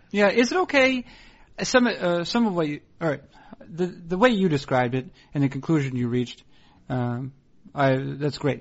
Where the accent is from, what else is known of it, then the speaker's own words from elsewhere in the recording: Northeast, United States; moved away as an adult; also born or lived in Portland / Seattle; I was being from the Northeast. I didn't live near any family